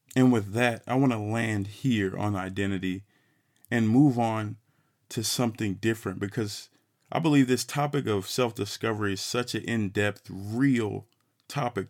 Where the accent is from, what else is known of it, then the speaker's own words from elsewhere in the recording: Fort Worth, Texas, United States; I'm a black man from Fort Worth, Texas, funky town, eight one seven six eight two